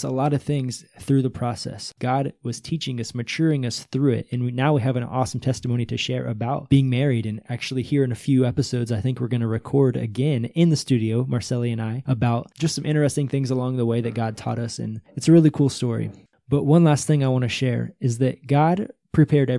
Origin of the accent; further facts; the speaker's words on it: United States; moved away as an adult; now in Brazil; I'm American, right? I speak English